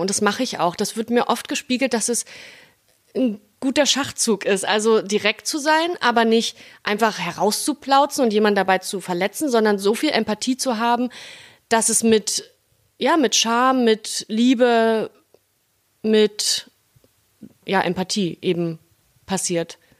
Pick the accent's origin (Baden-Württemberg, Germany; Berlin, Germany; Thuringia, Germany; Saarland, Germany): Berlin, Germany; accent: Berliner Schnauze; ich bin ja Berlinerin, Urberlinerin, ich bin hier groß geworden